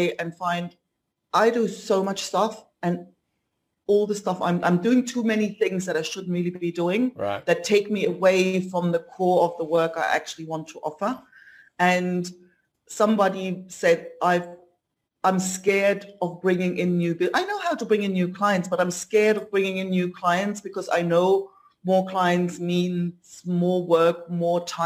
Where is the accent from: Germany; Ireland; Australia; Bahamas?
Germany; Leipzig, Saxony; moved away as an adult; also born or lived in south of Spain; now in Spain; In Leipzig. I grew up in East Germany.